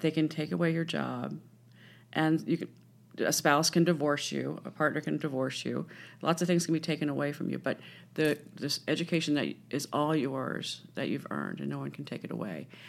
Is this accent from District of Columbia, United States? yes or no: yes; Washington, District of Columbia, United States; I grew up in Washington, D C